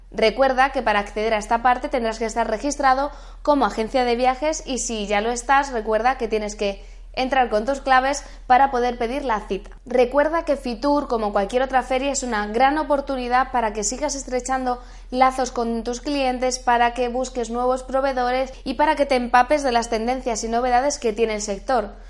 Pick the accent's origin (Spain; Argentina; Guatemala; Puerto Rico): Spain; Madrid, Community of Madrid; soy de Madrid